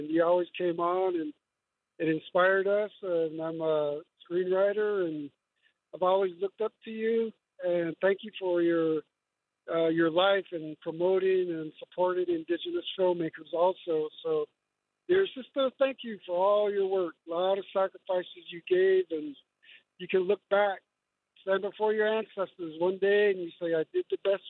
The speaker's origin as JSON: {"language": "English", "region": "Navajo Nation", "country": "United States", "tie": "born or raised there", "lives_now": "Gallup, United States", "said": "And I'm from that 70 generation. I grew up on the Navajo Nation."}